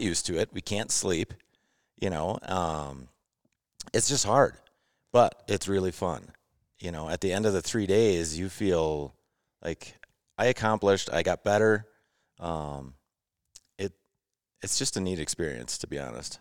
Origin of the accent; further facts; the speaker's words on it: Eagle River, Wisconsin, United States; I'm from Eagle River, Wisconsin.